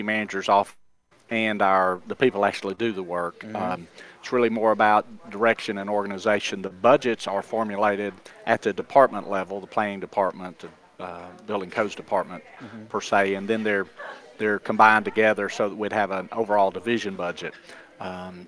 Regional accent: Byrdstown, Tennessee, United States; moved away as an adult; now in Murfreesboro, United States; Pickett County in Byrdstown. It's the smallest town and the smallest county in the state

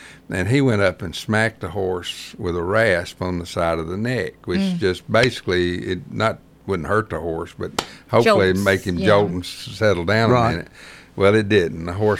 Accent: Murfreesboro, Tennessee, United States; I grew up in Blackman.

